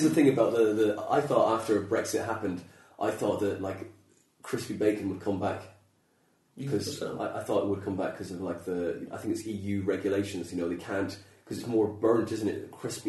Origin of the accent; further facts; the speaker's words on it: Skibbereen, Munster, Ireland; And, okay. And where'd you live? Milnville, Skibbereen, County Cork.